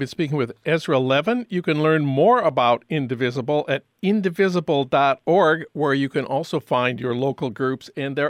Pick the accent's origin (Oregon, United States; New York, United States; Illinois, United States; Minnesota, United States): Minnesota, United States; Saint Paul; my hometown of St. Paul